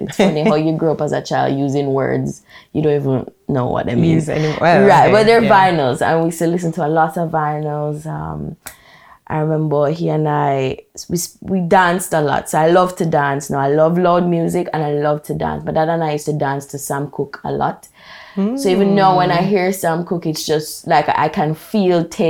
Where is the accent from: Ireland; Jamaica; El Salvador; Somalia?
Jamaica; Brown's Town, Saint Ann; moved away as an adult; also born or lived in Kingston, Jamaica; I am from Brownstown, St. Anne, proper rural Jamaica. I lived there for 18 years